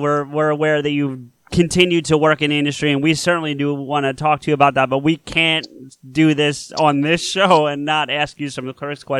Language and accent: English; Southern New Jersey, United States; I am from Southern New Jersey, and you know the rivalry between North and South in this state, I'm sure. So, you know, South is South.